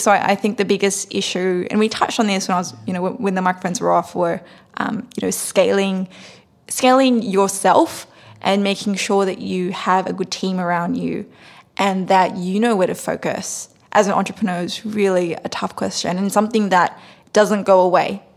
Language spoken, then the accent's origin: English; Sydney, New South Wales, Australia; moved away as an adult; now in United States; I grew up in Sydney, Australia on the rougher parts of uh, Western Sydney near Cabramatta um, and also um, in Fairfield